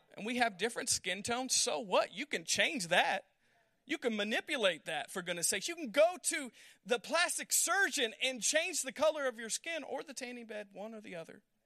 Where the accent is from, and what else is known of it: United States